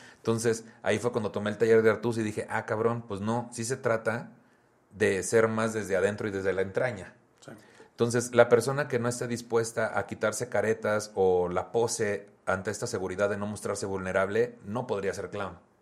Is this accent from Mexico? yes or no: yes; Tamaulipas, Mexico; soy de Tamaulipas